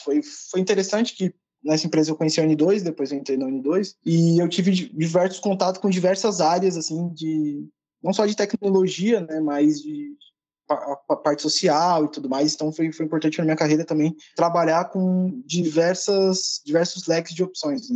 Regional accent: São Paulo, Brazil; Eu sou de São Paulo, sou da periferia de São Paulo, né, então estudei escola pública a minha vida toda

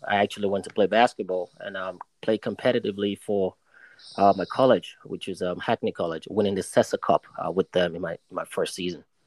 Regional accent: Nigeria; also born or lived in New York, United States; now in United Kingdom; schooled in Nigeria, you know, in my early days.

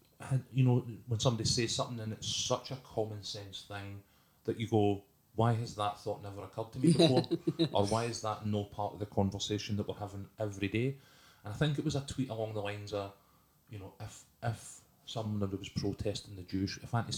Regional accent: Scotland, United Kingdom

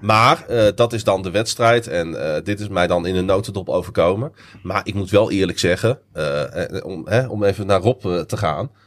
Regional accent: Netherlands; we zijn Nederlanders

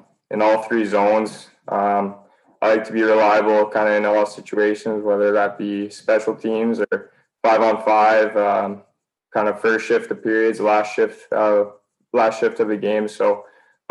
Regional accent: Sherwood Park, Alberta, Canada; I grew up playing in the Sherwood Park Arena

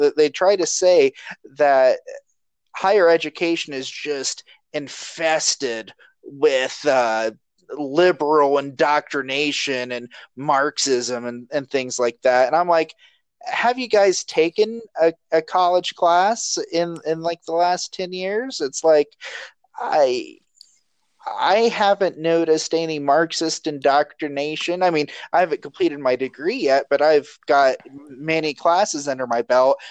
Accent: Chillicothe, Ohio, United States; moved away; I tell them I'm from Chillicothe

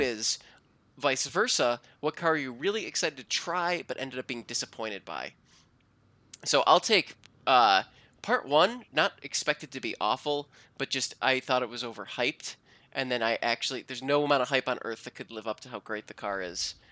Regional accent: Cleveland, Ohio, United States; moved away; Swenson's, which is my hometown drive-in

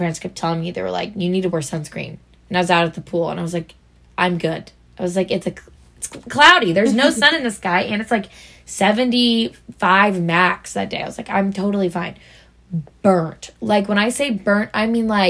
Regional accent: Missouri, United States; We're from Missouri

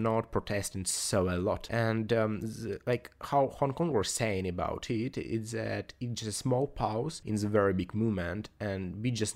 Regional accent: Ukraine; we are Ukrainians and we are completely different from Russian people

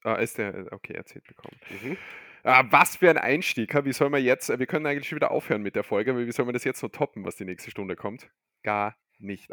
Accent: Austria; bei uns in Österreich

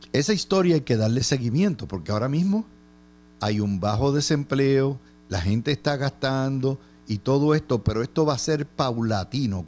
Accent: Puerto Rico

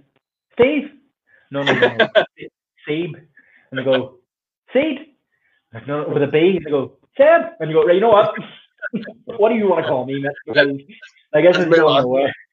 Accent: Northern Ireland, United Kingdom; growing up here

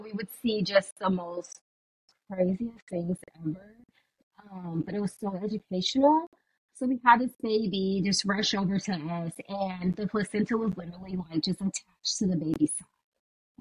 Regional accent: California, United States; moved away as an adult; also born or lived in Alabama; I'm from California, and I went to school all the way in Alabama, so I left, and that was, like, 3,000 miles away

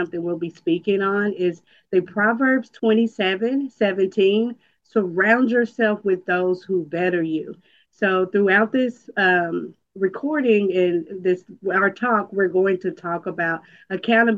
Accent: Dallas, Texas, United States; I am from Dallas, Texas

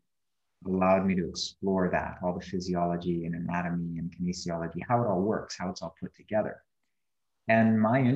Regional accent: Canada; moved away as an adult; now in Bali, Indonesia; I was born in Canada. And I lived there for 28 and a half years.

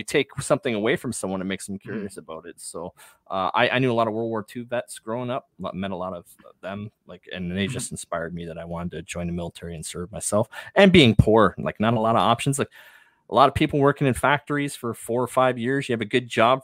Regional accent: Toronto, Ontario, Canada; I grew up in Toronto, so I'm Canadian

